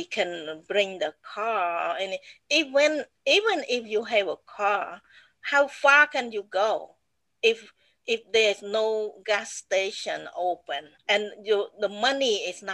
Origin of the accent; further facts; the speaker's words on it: Battambang, Cambodia; English is a second language; moved away as an adult; also born or lived in Phnom Penh; now in United States; Battambang, that's my hometown